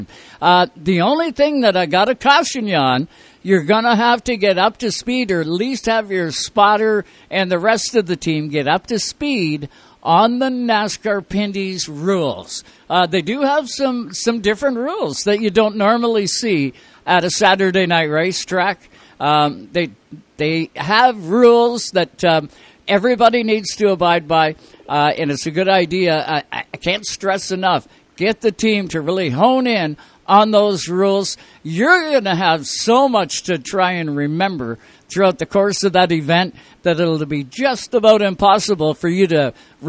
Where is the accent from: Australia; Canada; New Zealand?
Canada; Owen Sound, Ontario; right here in my hometown, Owen Sound, Ontario.